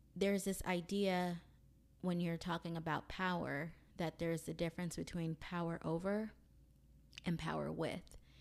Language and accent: English; Mobile, Alabama, United States; I am from Mobile, Alabama